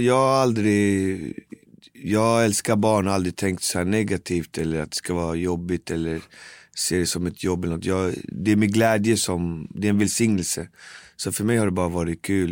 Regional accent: Botkyrka, Stockholm County, Sweden; jag är född, fostrad, uppvuxen i Albin och Botkyrka

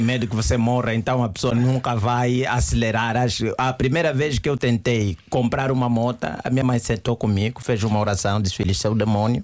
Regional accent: Angola; eu sou angolano

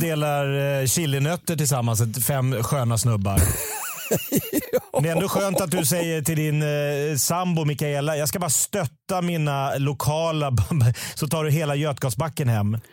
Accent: Sweden; Jag är svensk

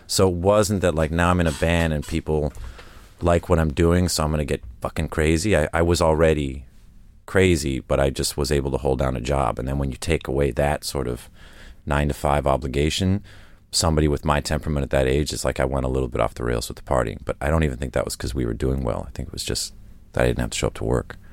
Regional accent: United States; also born or lived in Essex, England / Stokenchurch, England; now in New York, United States; I'm American by the influence that the outside world had on me growing up there, but at home, you know, Americans are foreigners to my parents.

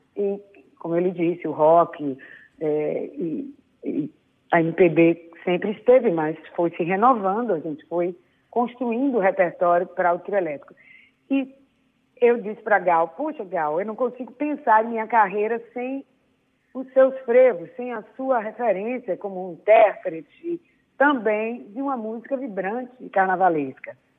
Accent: Salvador, Bahia, Brazil; eu sou uma baiana séria, que eu acho que é meu lado é, português, né? É, profunda, até um pouco melancólica, mas que precisou é, da cultura da minha cidade, onde eu nasci

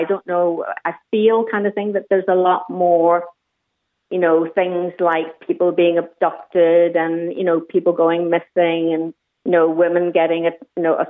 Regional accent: Belfast, Northern Ireland, United Kingdom; also born or lived in Australia; now in Sligo, Ireland; I grew up in Belfast, and then when I went out to Australia

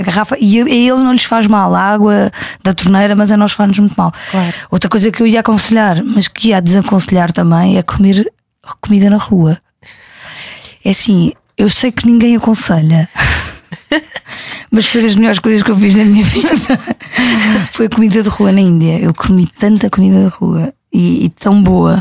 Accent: Algarve, Portugal; vi muitas vezes em criança no Algarve

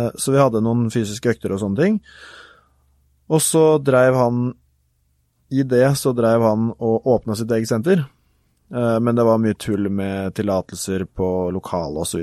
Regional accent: Gjøvik, Innlandet, Norway; also born or lived in Kristiansand / Oslo; så er jeg ca. halvparten av tida mi hjemme på Gjøvik, hvor jeg bor eh, hjemme hos mor

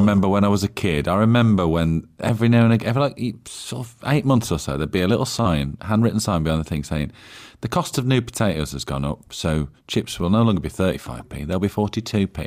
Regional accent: Cannock, West Midlands, United Kingdom; I'm from South Staffordshire. That's where I'm from. I'm from Cannock

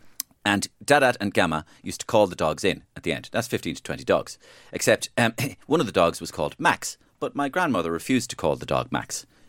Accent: Ireland; We're Irish.

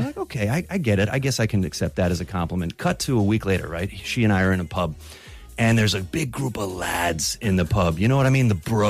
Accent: United States; now in Ireland; I'm the only American guy there.

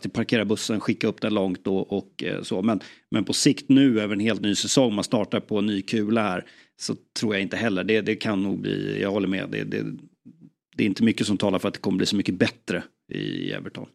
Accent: Sweden; jag som svensk

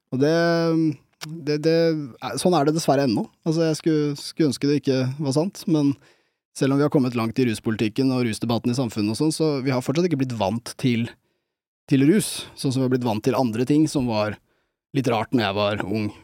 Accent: Bærum, Akershus, Norway; jeg har vokst opp i Bærum

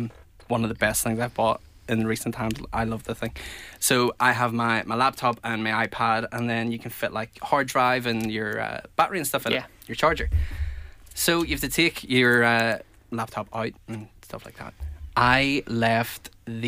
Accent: Belfast, Northern Ireland, United Kingdom

